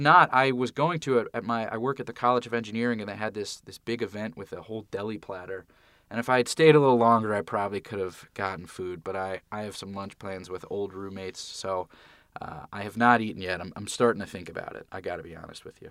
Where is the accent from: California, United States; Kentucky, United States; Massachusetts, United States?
California, United States; Santa Monica; moved away as an adult; also born or lived in Philadelphia; I grew up in Santa Monica, still live in the same house that I grew up in.